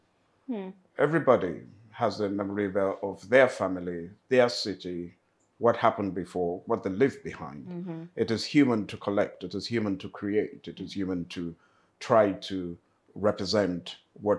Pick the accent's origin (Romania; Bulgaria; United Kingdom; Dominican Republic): United Kingdom; also born or lived in Lagos, Nigeria; I was born in Britain, studied all my life in Britain.